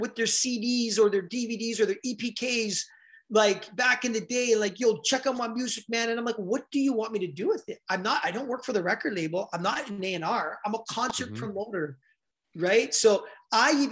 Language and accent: English; Toronto, Ontario, Canada; I grew up in Scarborough in the 80s.